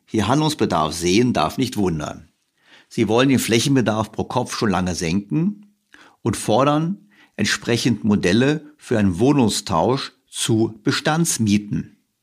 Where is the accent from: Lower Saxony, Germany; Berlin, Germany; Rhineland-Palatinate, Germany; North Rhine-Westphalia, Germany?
Berlin, Germany; als Berliner